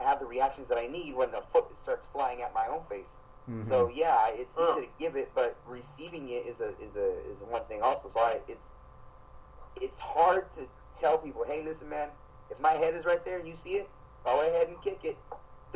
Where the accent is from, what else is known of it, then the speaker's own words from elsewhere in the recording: South Gate, California, United States; I came from Southgate, California